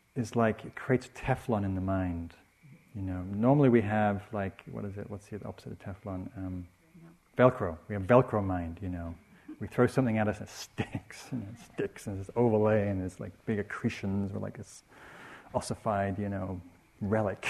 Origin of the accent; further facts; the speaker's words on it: England, United Kingdom; I'm English